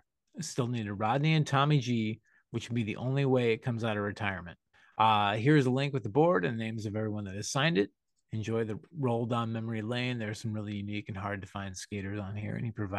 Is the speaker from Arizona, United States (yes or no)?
no; New York City, New York, United States; Growing up in New York City, getting the chance to see a pro skate demo with West Coast skaters was slim to none.